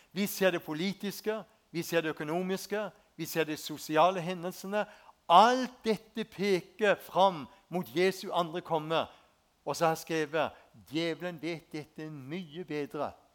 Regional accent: Spangereid, Agder, Norway; Jeg vokste opp ute på Spangereid, ei en fin bygd.

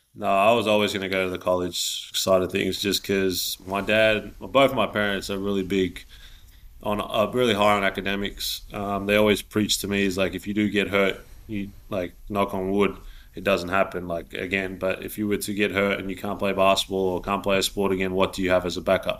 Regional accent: Melbourne, Victoria, Australia; now in Sydney, Australia; I'm from Melbourne

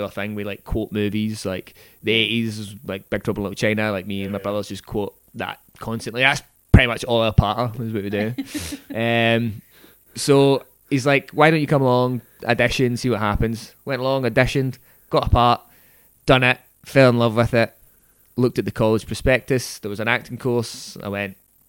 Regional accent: Port Glasgow, Scotland, United Kingdom; I'm from Port Glasgow, so like drama just was not on the agenda there

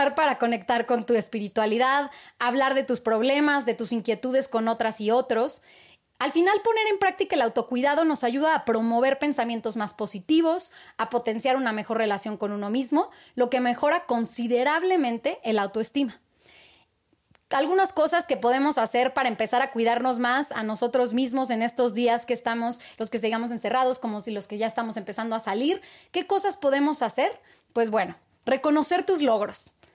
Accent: Mexico; como mexicanos

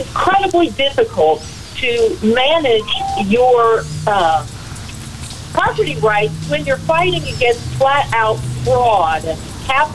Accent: Illinois, United States; I'm from Illinois

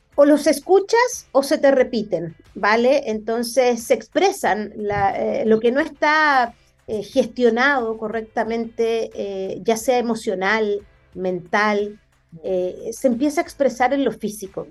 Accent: Conchalí, Santiago Metropolitan Region, Chile; yo nací en Conchalí, viví 20 años de mi vida en una población

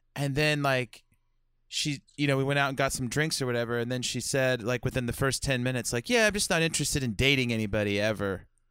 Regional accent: United States; as an American

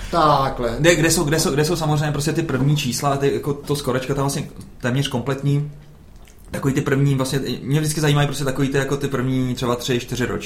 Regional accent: South Bohemian Region, Czechia; Já jsem z Jižních Čech.

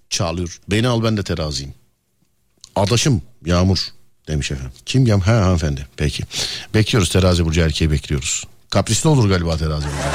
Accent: İzmit, Kocaeli, Turkey; İzmit. İzmit. Peki. Neresinden İzmit'in? Merkez İzmit. Merkez.

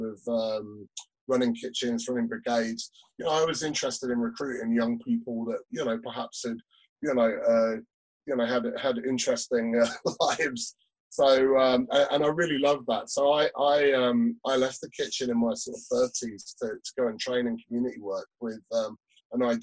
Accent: Peterborough, East of England, United Kingdom; also born or lived in Dublin; now in Scottish Borders, United Kingdom; I'm from the east of England. So I'm from Peterborough, down in Cambridgeshire.

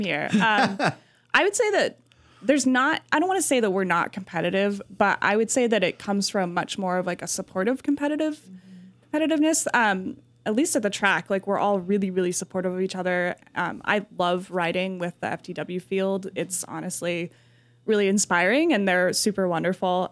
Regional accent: New Mexico, United States; moved away as an adult; I'm from New Mexico

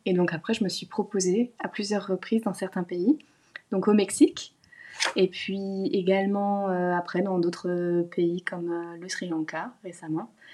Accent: Lorraine, Grand Est, France; moved away as an adult; also born or lived in Besançon; now in Australia; j'ai grandi en Lorraine

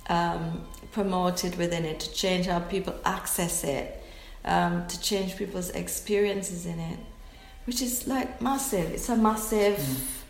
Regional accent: Jamaica; I'm Jamaican.

